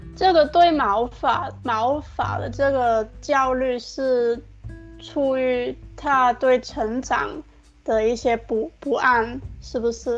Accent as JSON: {"language": "Chinese", "country": "Hong Kong", "said": "因为我也是香港人嘛"}